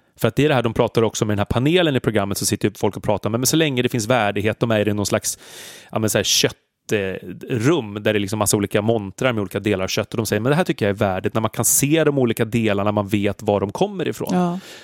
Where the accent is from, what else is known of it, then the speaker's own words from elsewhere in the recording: Stockholm, Stockholm County, Sweden; som stockholmare